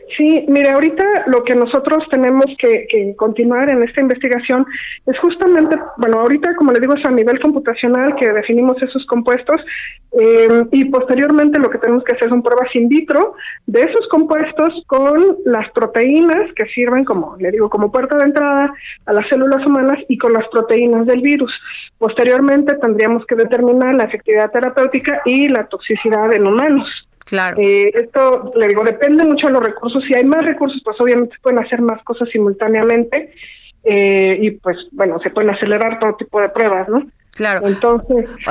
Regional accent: Mexico; nosotros como mexicanos

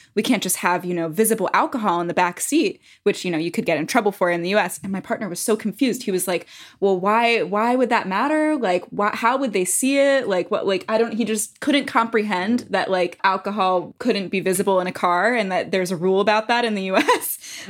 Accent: United States; now in France; So as an American

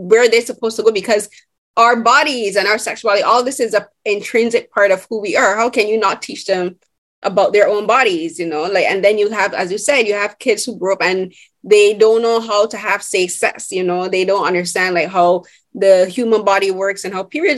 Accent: Barbados; moved away; I'm originally from Barbados

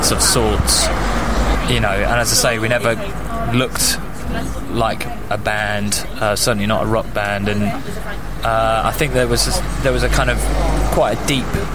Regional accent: London, United Kingdom; also born or lived in Nottingham; I was raised in London

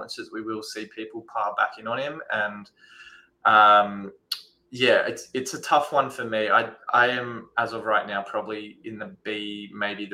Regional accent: Australia; as an Australian

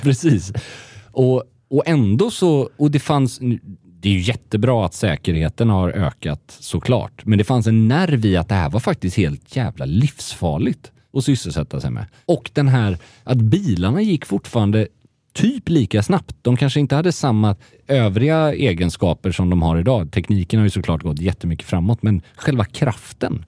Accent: Gothenburg, Västra Götaland, Sweden; moved away as an adult; now in Stockholm, Sweden; Göteborg som göteborgare

